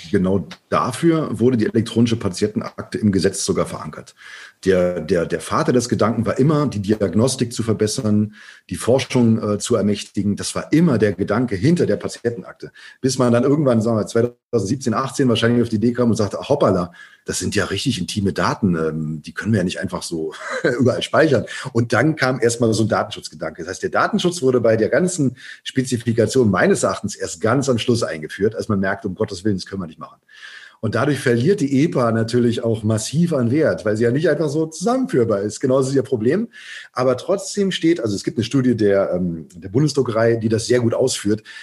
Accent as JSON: {"language": "German", "region": "West Germany", "country": "Germany", "tie": "born or raised there", "said": "Ich bin jetzt äh, in, äh, ich bin in der BRD äh, geboren, groß groß geworden."}